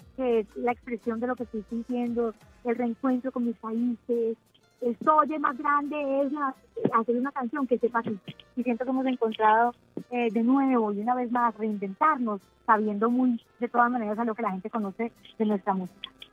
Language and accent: Spanish; Colombia; Colombia admira mucho a México y crecemos con esa influencia